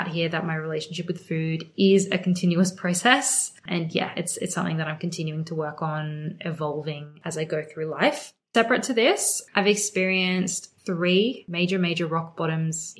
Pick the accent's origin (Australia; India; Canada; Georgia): Australia; Sydney, New South Wales; also born or lived in Melbourne; I was born and raised in Sydney, Australia. I feel very blessed to have grown up here. I am actually still here